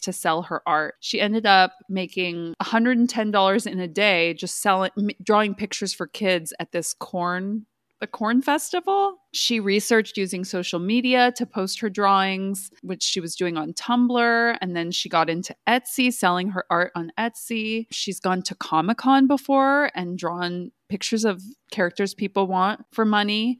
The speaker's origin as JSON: {"language": "English", "town": "Fresno", "region": "California", "country": "United States", "moved": "yes", "said": "I'm from Fresno. So we had four H at my high school."}